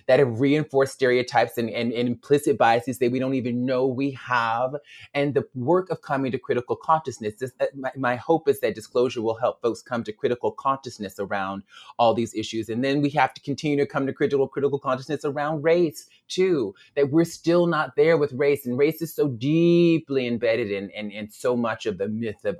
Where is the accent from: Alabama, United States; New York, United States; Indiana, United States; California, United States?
Alabama, United States; And we were in Alabama, my home state, and we were driving, I think, from Montgomery to Selma.